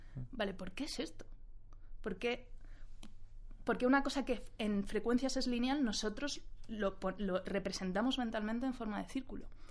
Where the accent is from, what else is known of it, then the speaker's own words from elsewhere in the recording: Spain; nosotros como sociedad española